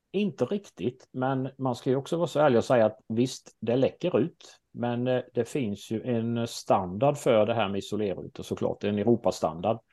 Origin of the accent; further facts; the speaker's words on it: Småland, Sweden; accent: Småland dialect; Min dialekt brukar avslöja mig och det stämmer bra att jag är från Småland